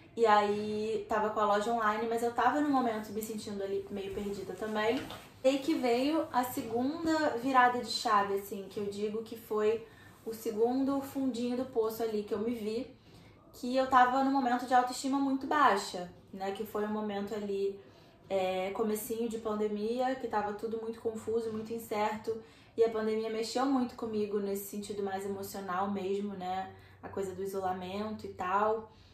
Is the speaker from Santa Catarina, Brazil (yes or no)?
no; Rio de Janeiro, Brazil; eu sou do Rio de Janeiro